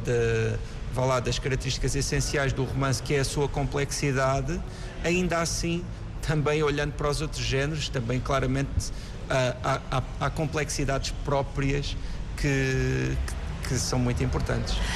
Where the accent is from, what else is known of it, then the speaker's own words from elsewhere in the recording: Galveias, Alentejo, Portugal; da aldeia onde eu nasci, que se chama Galveias